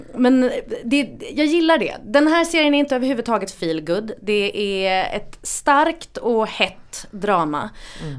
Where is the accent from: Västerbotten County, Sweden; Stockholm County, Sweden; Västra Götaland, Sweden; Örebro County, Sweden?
Västra Götaland, Sweden; Gothenburg; i närheten av där jag växte upp, eh, precis liksom en, en liten tvärgata till Linnégatan i Göteborg